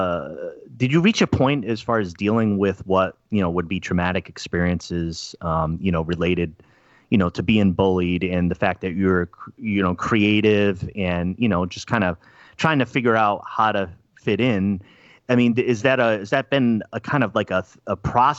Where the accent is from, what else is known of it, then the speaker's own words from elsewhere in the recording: East Coast of the U.S., United States; moved away as an adult; now in Oregon, United States; I'm from the East Coast of the U.S. originally and made my way out here. I've been in the area for about 9 years